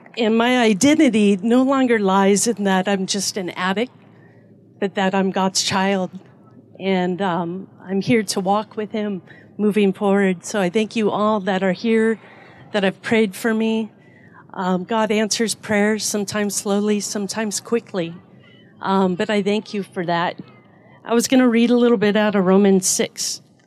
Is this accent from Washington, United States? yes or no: yes; Edmonds, Washington, United States; I grew up in Edmonds here in Washington